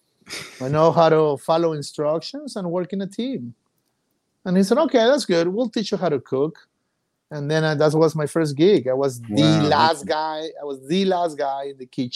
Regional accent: Mazatlán, Sinaloa, Mexico; moved away as an adult; also born or lived in London, United Kingdom / Monterrey, Mexico; Mazatlán is my hometown. I grew up here.

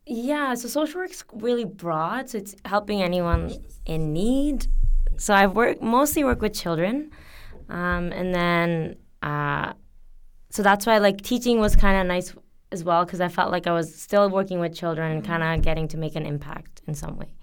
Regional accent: Canada; moved away as an adult; also born or lived in Bangladesh; now in South Korea; I'm from Canada

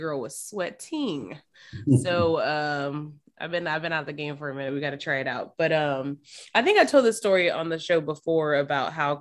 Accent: Memphis, Tennessee, United States; we're from Memphis, Tennessee

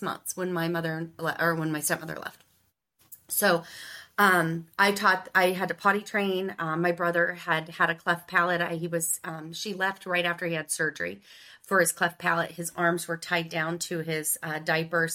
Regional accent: Ohio, United States; the good old Midwest, Ohio

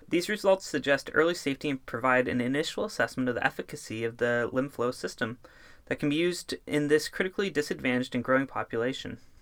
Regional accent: Northern California, United States; I grew up in Northern California

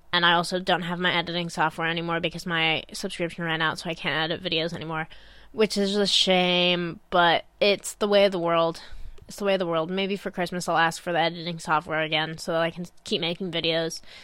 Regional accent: Illinois, United States; moved away as an adult; now in Manchester, United Kingdom; some life back in my hometown, in Illinois

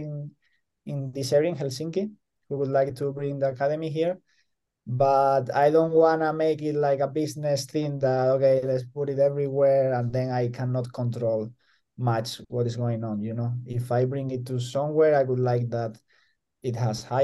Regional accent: El Puerto de Santa María, Andalusia, Spain; moved away as an adult; also born or lived in Madrid, Spain; now in Jyväskylä, Finland; my hometown, El Puerto de Santa María

